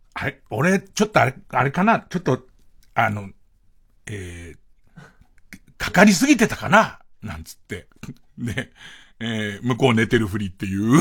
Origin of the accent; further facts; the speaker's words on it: Arakawa, Tokyo, Japan; 俺の生まれ育った東京荒川区